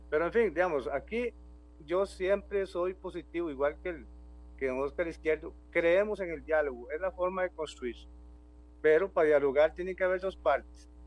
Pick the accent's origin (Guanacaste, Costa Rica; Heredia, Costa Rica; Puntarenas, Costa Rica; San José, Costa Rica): San José, Costa Rica; Pérez Zeledón; Aquí, yo soy de Pérez Heredón, nuestra organización es de Pérez Heredón